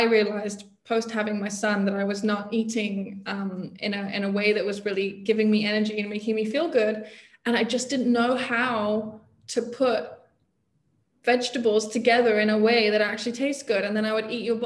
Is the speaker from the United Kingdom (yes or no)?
yes; England, United Kingdom; I grew up in England, right? I grew up in probably pretty typical middle class, mostly not Jewish community.